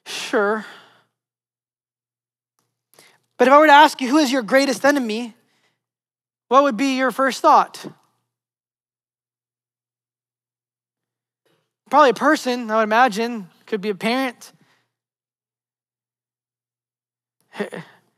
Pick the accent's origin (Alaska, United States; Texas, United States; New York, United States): New York, United States; New York City; moved away as an adult; now in Florida, United States; just my favorite places in Manhattan and Brooklyn, just the places that I grew up